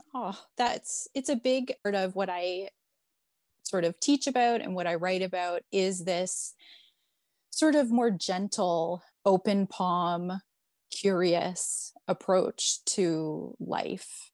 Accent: Toronto, Ontario, Canada; moved away as an adult; So I'm born and raised in Toronto.

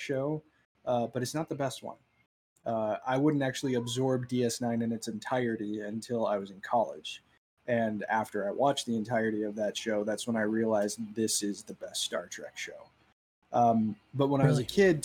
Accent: Southern California, United States; we grew up in Southern California.

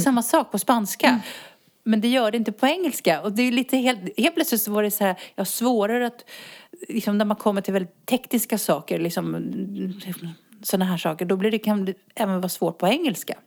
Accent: Botkyrka, Stockholm County, Sweden; moved away as an adult; now in Spain; jag är uppvuxen i norra Botkyrka.

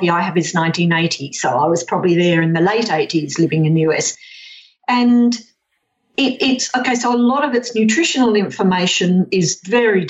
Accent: Perth, Western Australia, Australia; I'm 63, so I grew up in Perth in the 50s and the 60s

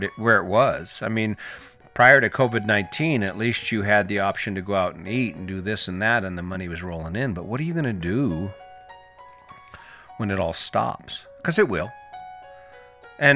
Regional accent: Cañon City, Colorado, United States; I'm from Canyon City, Colorado, and whitewater rafting is one of the big summer events

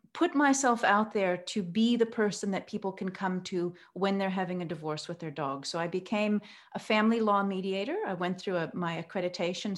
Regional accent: Oregon, United States; now in Cape Town, South Africa; I grew up in Oregon, so I'm, I'm American, and I've lived here in South Africa now for many years

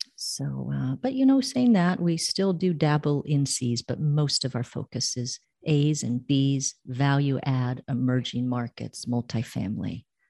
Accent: Bay Area, California, United States; moved away as an adult; now in Costa Rica; I'm from the Bay Area

